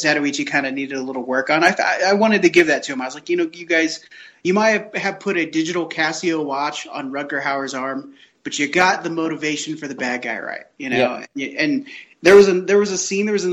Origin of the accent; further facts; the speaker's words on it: United States; I'm an American